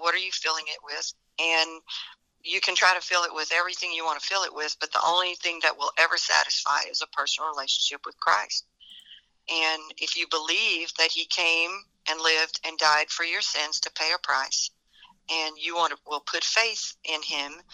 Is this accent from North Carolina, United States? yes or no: no; South Louisiana, United States; I grew up in South Louisiana in a really, really small town, maybe, I don't know, 1,500 people.